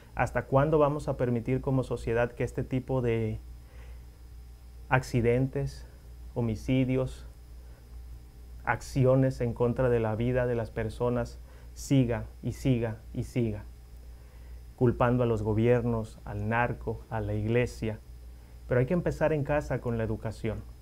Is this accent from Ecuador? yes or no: no; Mexico; mis compatriotas